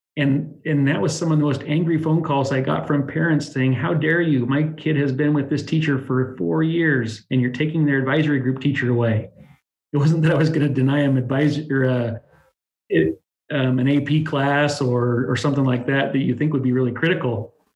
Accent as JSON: {"language": "English", "town": "Dallas", "region": "Oregon", "country": "United States", "tie": "born or raised there", "also_born_or_lived": "Tillamook, Oregon", "said": "I really am kind of a born and bred Dallas person. Um, way back in my history, I went to elementary school here in the town"}